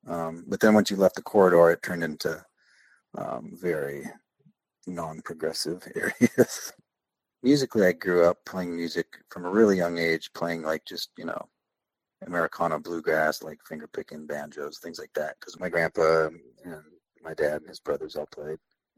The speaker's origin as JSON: {"language": "English", "town": "Salem", "region": "Oregon", "country": "United States", "tie": "born or raised there", "said": "It's about 35 miles south of Portland. Yeah, there's only one like real major road in Oregon."}